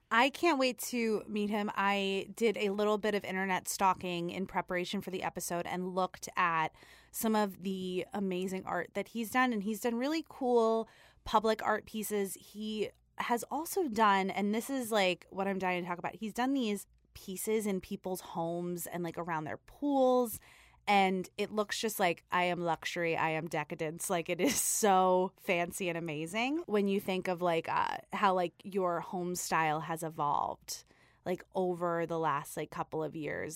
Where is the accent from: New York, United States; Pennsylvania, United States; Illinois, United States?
New York, United States; New York City; I am from Staten Island